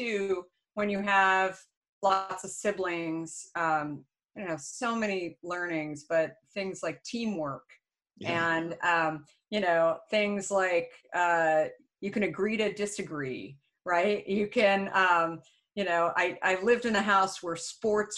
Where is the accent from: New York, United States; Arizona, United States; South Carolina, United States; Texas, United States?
Arizona, United States; Phoenix; also born or lived in Minneapolis, Minnesota / Tempe, Arizona; I grew up actually in Phoenix, Scottsdale.